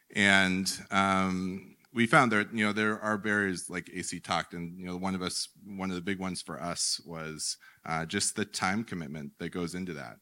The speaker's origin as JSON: {"language": "English", "country": "United States", "said": "as an American male"}